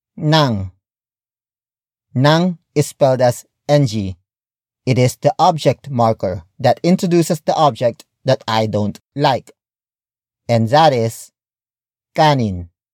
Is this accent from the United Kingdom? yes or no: no; Philippines; my fellow Filipinos